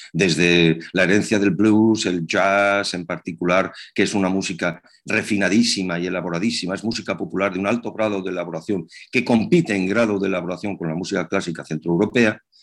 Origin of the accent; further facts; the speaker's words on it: Zaragoza, Aragon, Spain; mi ciudad natal, en Zaragoza